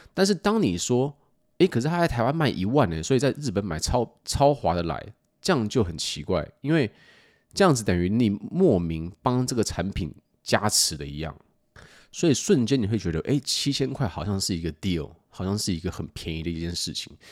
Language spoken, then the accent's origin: Chinese; United States; 过去的我在美国长大